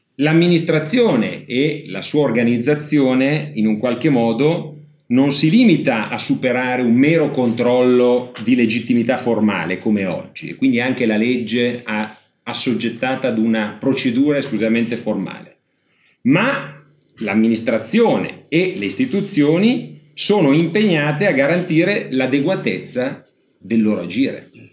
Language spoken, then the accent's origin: Italian; Ferrara, Emilia-Romagna, Italy; io sono di Ferrara